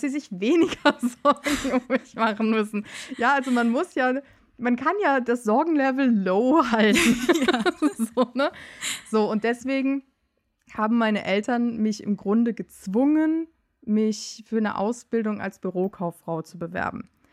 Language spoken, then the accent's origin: German; Euskirchen, North Rhine-Westphalia, Germany; moved away as an adult; now in Cologne, Germany; ich komme äh, aus Euskirchen. In Euskirchen bin ich groß geworden